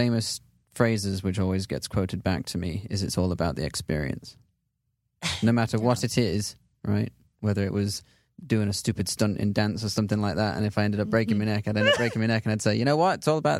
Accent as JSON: {"language": "English", "region": "England", "country": "United Kingdom", "said": "I don't. Yeah. I'm from England. Yeah."}